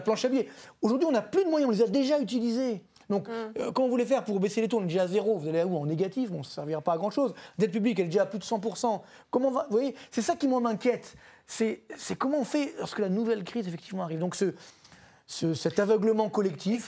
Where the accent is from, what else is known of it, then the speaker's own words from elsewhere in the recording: France; chez nous en France